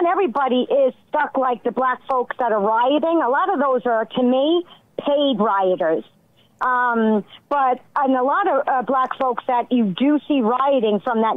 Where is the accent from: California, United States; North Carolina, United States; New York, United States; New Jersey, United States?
New York, United States; New York City; moved away; I'm originally from Brooklyn, New York